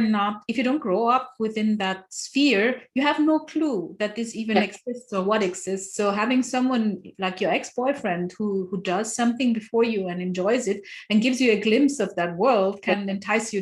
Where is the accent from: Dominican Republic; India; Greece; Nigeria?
Nigeria; I did not have a community. I came from Nigeria. I didn't know anyone.